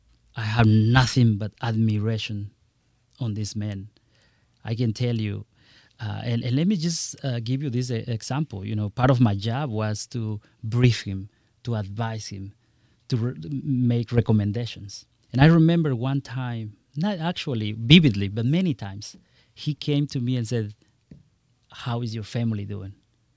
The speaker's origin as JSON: {"language": "English", "country": "Guatemala", "second_language": "English", "moved": "yes", "lives_now": "United States", "said": "Absolutely. Very proudly, I came from Guatemala. I arrived here in this great country, learned the language, merged into the culture, adjusted into the system."}